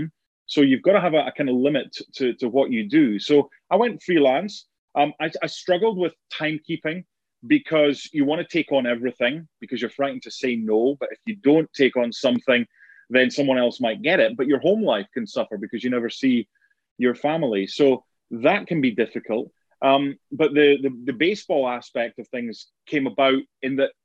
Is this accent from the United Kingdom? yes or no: yes; Edinburgh, Scotland, United Kingdom; moved away as an adult; now in Connecticut, United States; the real home, and always will be, I suppose, is Edinburgh in Scotland